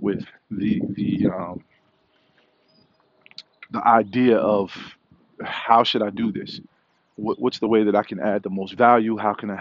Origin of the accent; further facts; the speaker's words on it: New York City, New York, United States; Growing up in the Park Hill area of Staten Island